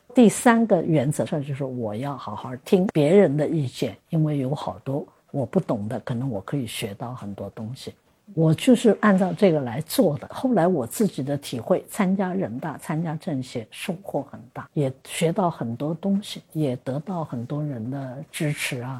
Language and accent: Chinese; China; 我们中国人